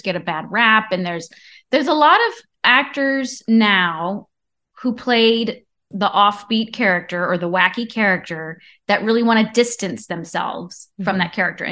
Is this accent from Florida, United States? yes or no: no; Orange County, California, United States; Orange County is where I grew up